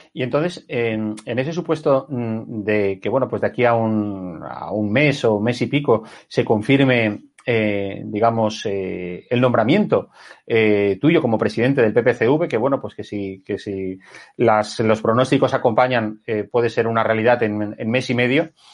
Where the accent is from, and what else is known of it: Valencian Community, Spain